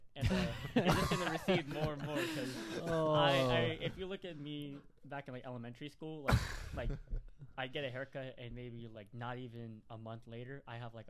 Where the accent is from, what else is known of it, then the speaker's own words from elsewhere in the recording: Pittsburg, California, United States; moved away; the Bay Area, I will talk about it, because that's where I was born and raised